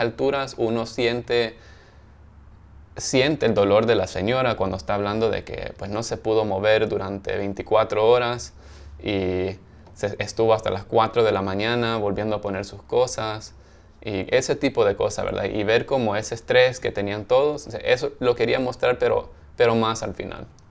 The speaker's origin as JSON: {"language": "Spanish", "country": "El Salvador", "moved": "yes", "lives_now": "Los Angeles, United States", "said": "los dos somos del Salvador"}